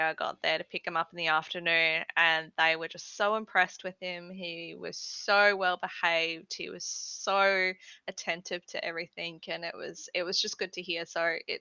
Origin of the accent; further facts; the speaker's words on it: Queensland, Australia; I am Queenslander.